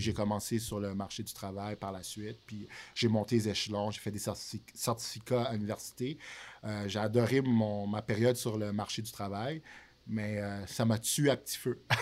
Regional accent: Montreal, Quebec, Canada; also born or lived in Haiti; À la base, j'ai grandi à Villeray. Euh, qui est plus au centre de Montréal

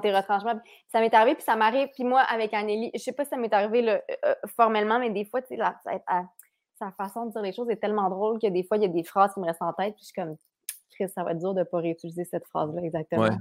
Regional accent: Quebec City, Quebec, Canada; now in Montreal, Canada; Cap Rouge, euh, c'est mon patelin

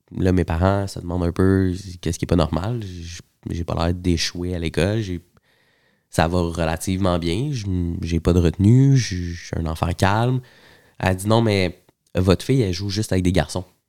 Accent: Montreal, Quebec, Canada; je suis né euh, à Montréal, à l'hôpital Saint-Luc

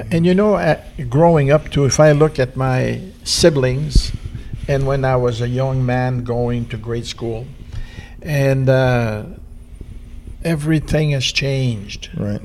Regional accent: Canada; being French Canadian

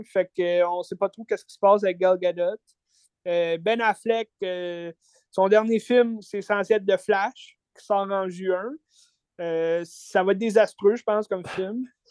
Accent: Quebec, Canada; en tant que Québécois

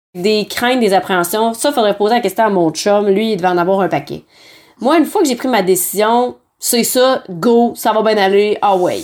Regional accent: Quebec City, Quebec, Canada; moved away as an adult; je viens de Québec

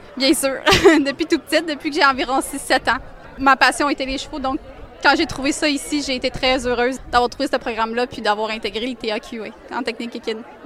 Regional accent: Saint-Georges, Quebec, Canada; moved away as an adult; je viens de la Beauce

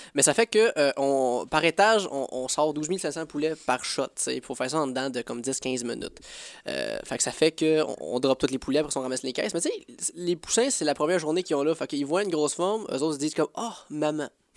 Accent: Sainte-Mélanie, Quebec, Canada; also born or lived in Joliette; je viens de cette mélanie mon village natal, puis euh, j'ai passé un gros partie de ma vie à Joliette parce que école

